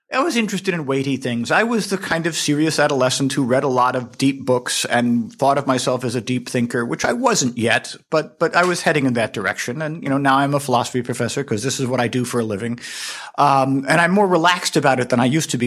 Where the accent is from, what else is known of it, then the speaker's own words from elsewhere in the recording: Hershey, Pennsylvania, United States; my hometown of Hershey, Pennsylvania